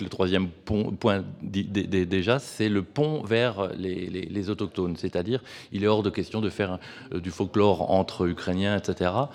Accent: France; now in Lausanne, Switzerland; je suis français

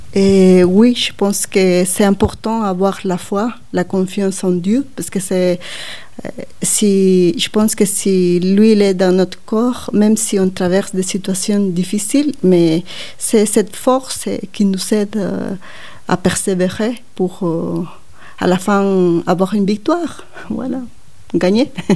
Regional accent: Guatemala; French is a second language; moved away as an adult; now in Switzerland; quand je suis partie de Guatemala

